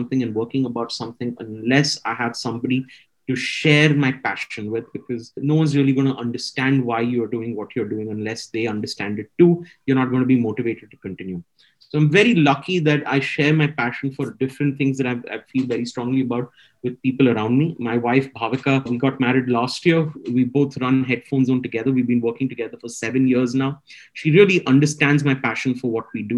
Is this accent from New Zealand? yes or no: no; Chennai, Tamil Nadu, India; now in Mumbai, India; I'm from Chennai.